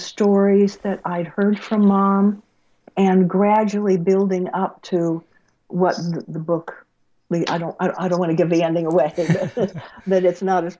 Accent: Tucson, Arizona, United States; I'm growing up in Tucson with my parents, moving all the time, with my parents always in debt

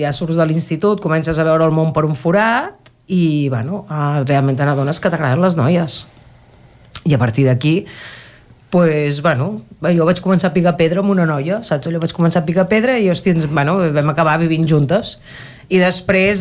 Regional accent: Cardedeu, Catalonia, Spain; Jo he viscut he crescut a Cardedeu tota la vida.

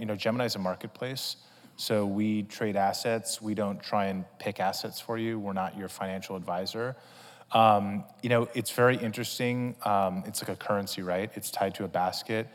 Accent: Greenwich, Connecticut, United States; We grew up in Greenwich, Connecticut.

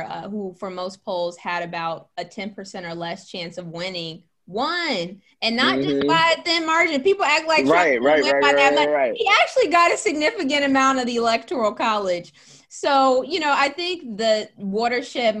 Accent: Gary, Indiana, United States; our school systems in my hometown of Gary, Indiana

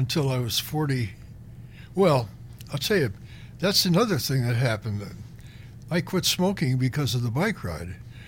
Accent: Cleveland, Ohio, United States; now in Iowa, United States; I grew up in Cleveland

